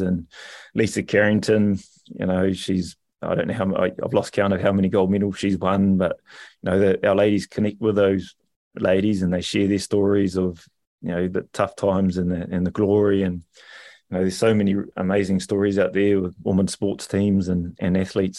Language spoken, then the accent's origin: English; Rotorua, Bay of Plenty, New Zealand; I come from a, a beautiful little city called Rotorua